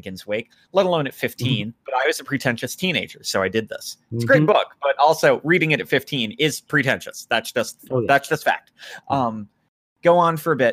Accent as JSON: {"language": "English", "country": "United States", "said": "I'm American"}